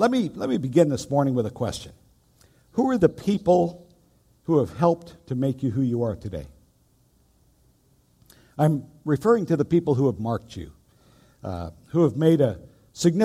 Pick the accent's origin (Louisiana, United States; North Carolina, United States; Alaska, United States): Alaska, United States; Lake Iliamna; moved away; also born or lived in England; home to Alaska. I was raised out on Lake Iliamna, and that was quite an experience growing up